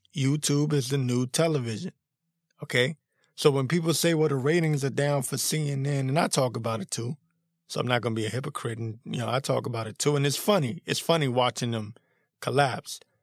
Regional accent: Washington, District of Columbia, United States; I was born and raised in the Washington, D.C. area

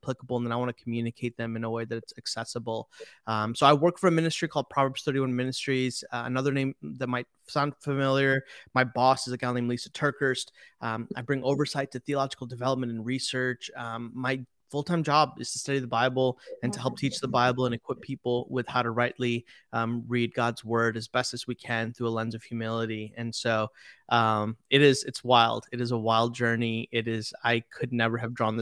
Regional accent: Chicago, Illinois, United States; first language Telugu; English is a second language; moved away; also born or lived in Pacific Northwest; I was born and raised in the Chicagoland area

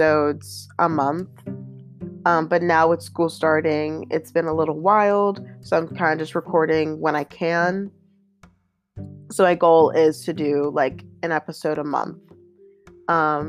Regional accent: Pittsburgh, Pennsylvania, United States; I'm from Pittsburgh.

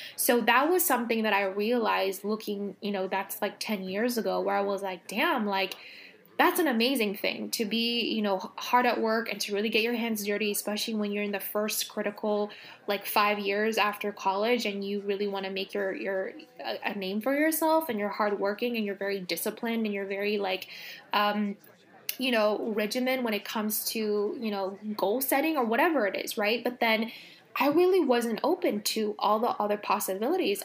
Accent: Los Angeles, California, United States; I grew up in Los Angeles

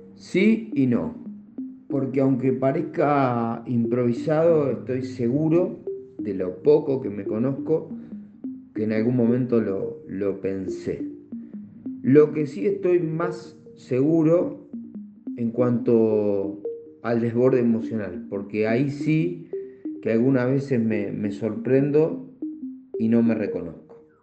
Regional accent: Comandante Nicanor Otamendi, Buenos Aires Province, Argentina; moved away as an adult; also born or lived in Asunción, Paraguay; now in Bolivia; mi pueblo, comandante Nicanor Tamendi

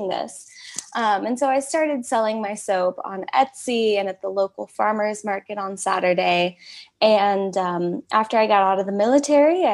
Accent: United States; moved away as an adult; also born or lived in California / Oregon; now in South Dakota, United States; I grew up in California and Oregon, which are very progressive

